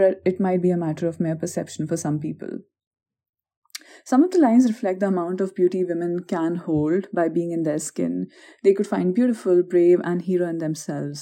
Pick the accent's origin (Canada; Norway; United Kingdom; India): India; now in North Carolina, United States; we hail from the Indian society